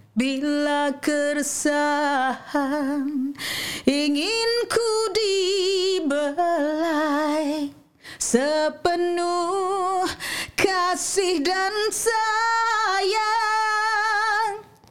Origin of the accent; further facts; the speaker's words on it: Malaysia; tinggal di sebuah kampung dekat uh, kampung Kesang nama kampung saya dekat situ.